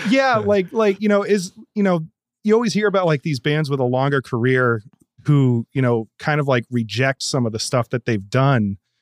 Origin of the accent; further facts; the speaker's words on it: Gardner, Massachusetts, United States; I grew up in Gardner, Massachusetts